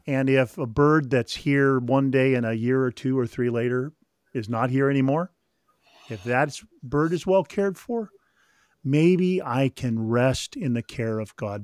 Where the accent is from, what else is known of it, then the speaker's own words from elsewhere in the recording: Sacramento, California, United States; also born or lived in Mission Viejo, California; I grew up near the American River in Sacramento